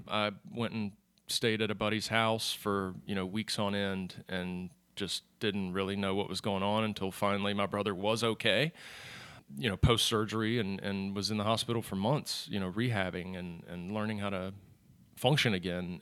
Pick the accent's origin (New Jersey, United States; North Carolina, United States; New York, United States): North Carolina, United States; Charlotte; Born and raised in Charlotte.